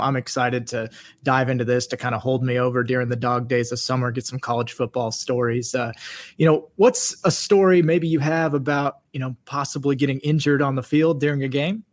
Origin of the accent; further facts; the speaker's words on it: Kansas, United States; moved away as an adult; I grew up in the Midwest in Kansas